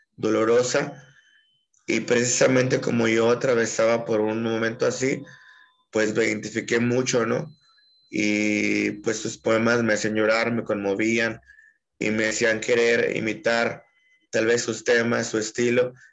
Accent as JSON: {"language": "Spanish", "town": "Puerto Vallarta", "region": "Jalisco", "country": "Mexico", "tie": "born or raised there", "also_born_or_lived": "Aguascalientes", "moved": "as an adult", "lives_now": "Guanajuato, Mexico", "said": "nací en la ciudad de Puerto Vallarta, en 1986"}